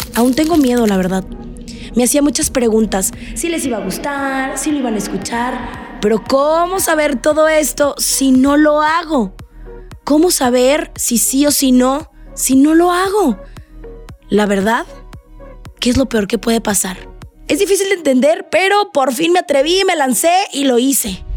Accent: Navojoa, Sonora, Mexico; soy sonorense, orgullosamente de Navojoa, Sonora

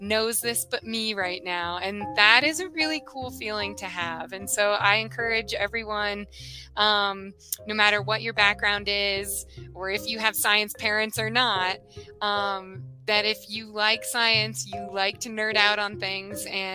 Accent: Nebraska, United States; I grew up in Nebraska

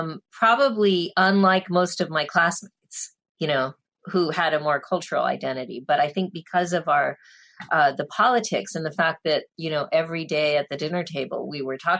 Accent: Albuquerque, New Mexico, United States; I grew up in Albuquerque in the 1970s.

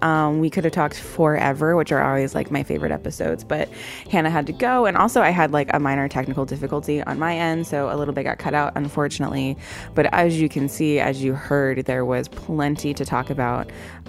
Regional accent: the South, United States; accent: Southern; I think we ran the gambit? My Southern accent came out a little bit there.

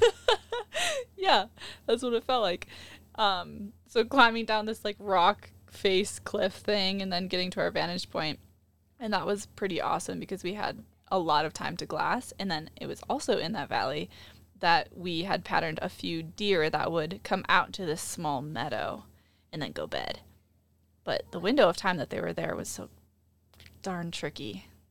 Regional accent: Midwest, United States; growing up in the Midwest

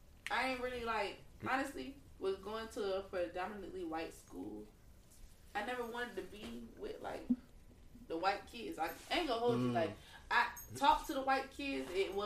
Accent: Loganville, Georgia, United States; also born or lived in Lithonia, Georgia; I'm from Lithonia originally, but I went to high school in Loganville. That's where my people stay at now. Loganville is predominantly white.

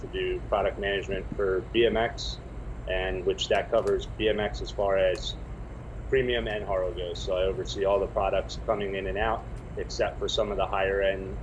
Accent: Baltimore, Maryland, United States; moved away as an adult; also born or lived in Las Vegas / East Coast; I grew up in Baltimore and then moved to Vegas when I was 18

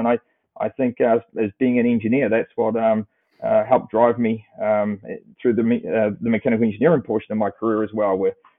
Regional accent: Christchurch, Canterbury, New Zealand; moved away as an adult; also born or lived in Chengdu, China; now in Colorado, United States; I was born in Christchurch, New Zealand, so there'll be a little bit of an accent come across here. I grew up on a sheep beef cropping farm on the Canterbury Plains

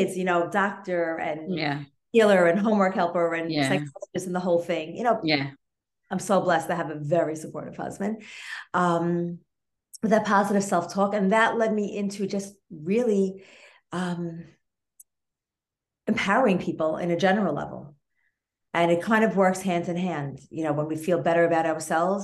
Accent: New York City, New York, United States; I'm from the Sephardic Jewish community in Brooklyn

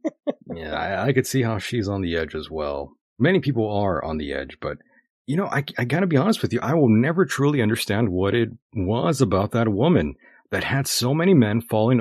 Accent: El Centro, California, United States; she's from here in my hometown.

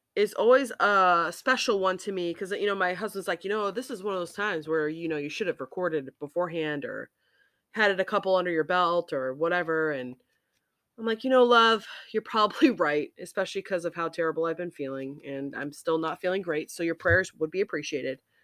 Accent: Massachusetts, United States; moved away; also born or lived in Hawaii; Being from Massachusetts

